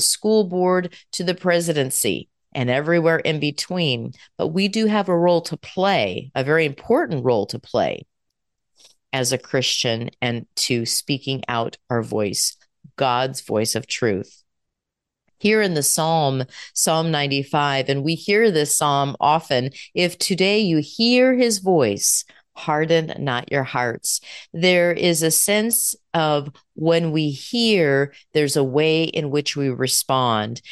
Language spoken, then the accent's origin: English; United States; We as American citizens